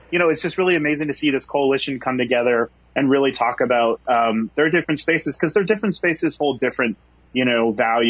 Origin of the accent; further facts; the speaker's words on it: Bremerton, Washington, United States; I grew up in Bremerton in my high school, middle school years